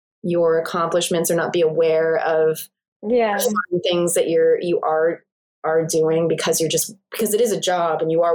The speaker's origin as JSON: {"language": "English", "region": "East Coast", "country": "United States", "said": "It's like, I'm from the East Coast and moving out here."}